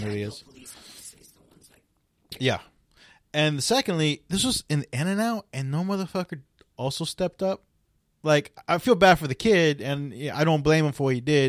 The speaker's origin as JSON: {"language": "English", "town": "Milpitas", "region": "California", "country": "United States", "tie": "born or raised there", "said": "I grew up in Milpitas"}